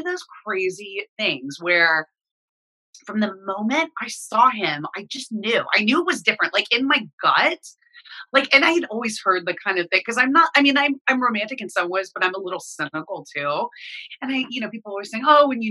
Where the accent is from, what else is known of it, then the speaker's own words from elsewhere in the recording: Dallas, Texas, United States; moved away as an adult; also born or lived in New York / Los Angeles; I'm originally from Dallas. So they convinced me to move back home to Dallas